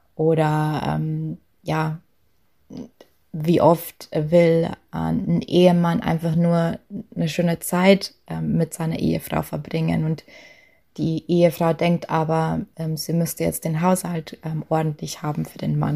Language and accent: German; Lower Bavaria, Germany; accent: Lower Bavarian dialect; moved away; ich komme ursprünglich aus, aus Niederbayern und habe auch ähm, spreche auch zu Hause immer Dialekt